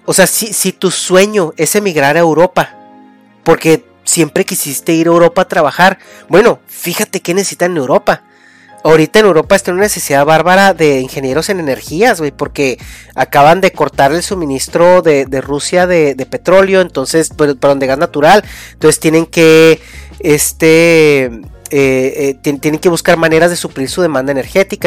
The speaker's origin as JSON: {"language": "Spanish", "country": "Mexico", "moved": "yes", "said": "de tu, de tu, de tu raíz, ¿no? De, de México"}